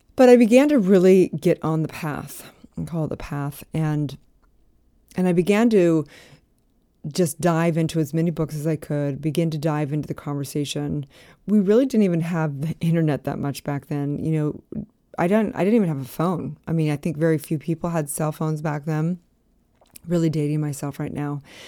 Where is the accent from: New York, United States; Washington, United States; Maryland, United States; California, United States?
California, United States; Santa Barbara; moved away as an adult; also born or lived in Utah; I was from Santa Barbara.